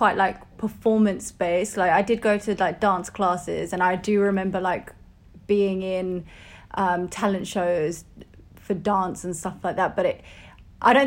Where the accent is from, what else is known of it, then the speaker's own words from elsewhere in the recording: Ilford, London, United Kingdom; also born or lived in Barking, East London / Essex; I was raised in Ilford, Essex.